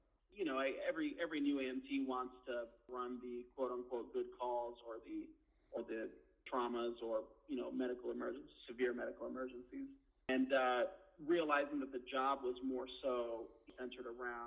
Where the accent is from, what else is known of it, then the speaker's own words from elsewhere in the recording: Northern LA County, California, United States; also born or lived in East Los Angeles, California; my parents moved up to Northern LA County when I was a little younger